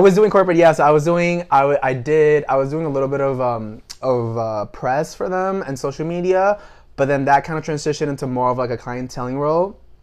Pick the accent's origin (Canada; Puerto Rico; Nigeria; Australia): Puerto Rico; moved away as an adult; also born or lived in Washington, District of Columbia, United States; I was born and raised in Puerto Rico